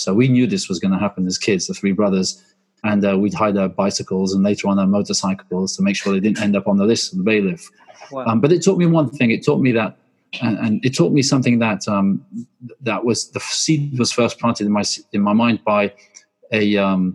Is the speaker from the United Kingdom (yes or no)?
no; Belgium; moved away; I grew up in Belgium. I'm half Swedish and half English, and we lived in the countryside